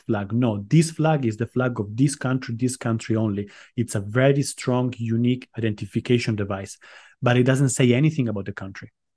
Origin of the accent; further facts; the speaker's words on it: Italy; moved away as an adult; also born or lived in Armenia / London; now in Cyprus; My mom is Estonian, but I grew up in Italy